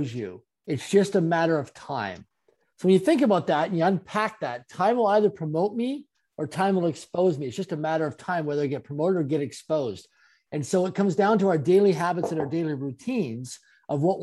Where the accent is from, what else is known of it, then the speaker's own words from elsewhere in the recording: Canada; I'm a Canadian born and raised.